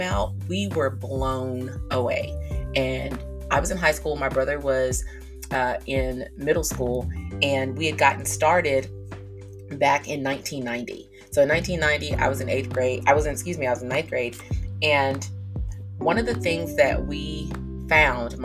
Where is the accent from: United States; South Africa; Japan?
United States; South Georgia; I am from South Georgia